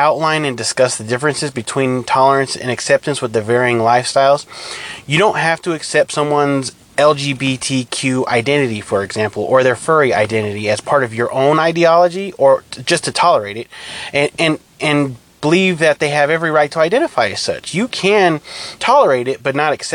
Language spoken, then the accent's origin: English; California, United States; I'm from California, I'm Hispanic